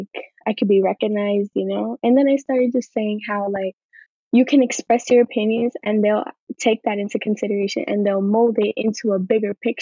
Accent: New York City, New York, United States; I'm from Queens. So I'm usually just here, go to school, come back, commute.

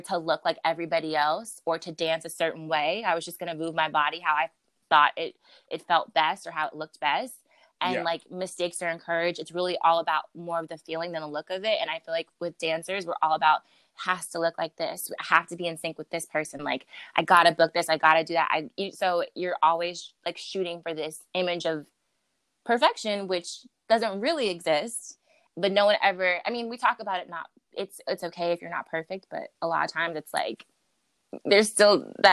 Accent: Maryland, United States; now in New York, United States; originally I'm from the DMV, so I'm from Maryland, and I moved to New York to be to pursue dance as an art form

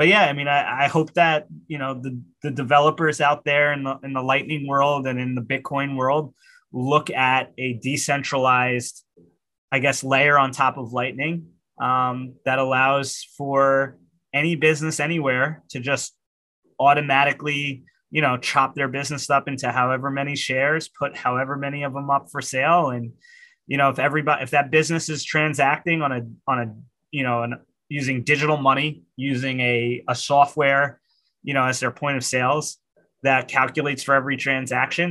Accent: New York, United States; I'm a New Yorker

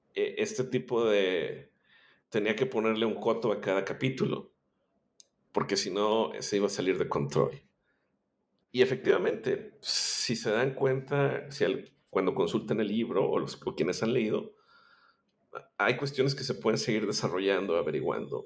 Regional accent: Monterrey, Nuevo León, Mexico; yo soy eh, originario de Monterrey, Nuevo León, México.

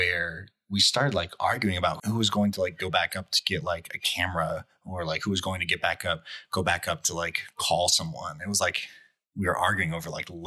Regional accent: Arizona, United States; I grew up in Arizona. There really are no basements in Arizona

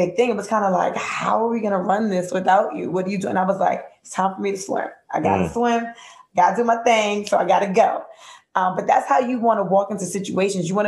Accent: United States; I'm from Grant Projects

